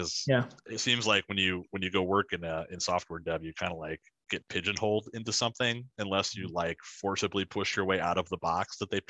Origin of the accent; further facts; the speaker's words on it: Silvis, Illinois, United States; But the Quad Cities has always been my home base. So, I was born here in Silvis, Illinois, and then we moved away and came back, moved away and came back. So I came back to the Quad Cities area starting high school, so as a freshman